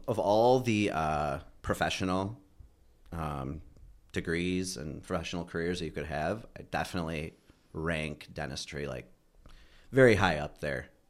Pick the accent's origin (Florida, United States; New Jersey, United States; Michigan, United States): Michigan, United States; Bloomfield Hills; I grew up in Michigan. I'm from Michigan. Um, uh, grew up in, like, Bloom-, Bloomfield Hills area